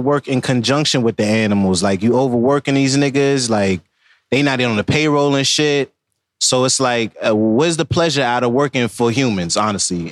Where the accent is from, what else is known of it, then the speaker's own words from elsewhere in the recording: Jamaica; I'm Jamaican